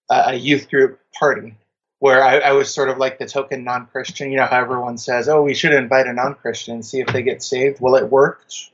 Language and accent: English; Germany; born there; also born or lived in United States; I'm a military brat. Emphasis on the brat, not the military. um, I was born in Germany, kind of lived all over the U.S.